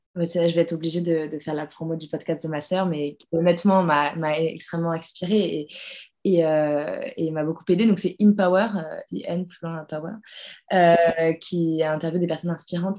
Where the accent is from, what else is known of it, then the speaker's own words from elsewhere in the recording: France; moved away as an adult; now in New York, United States; en tant que française